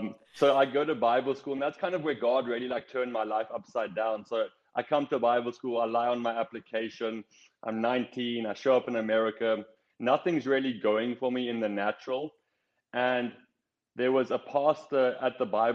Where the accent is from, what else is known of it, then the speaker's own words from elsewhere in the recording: South Africa; moved away as an adult; I grew up in South Africa.